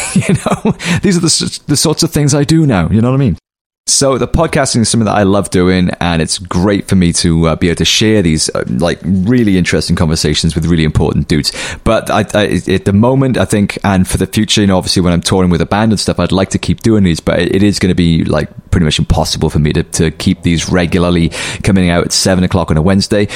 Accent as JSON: {"language": "English", "town": "Cardiff", "region": "Wales", "country": "United Kingdom", "tie": "born or raised there", "said": "that's my hometown"}